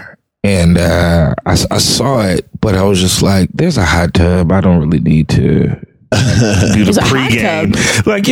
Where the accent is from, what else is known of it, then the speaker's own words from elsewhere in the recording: Chicago, Illinois, United States; I grew up in Chicago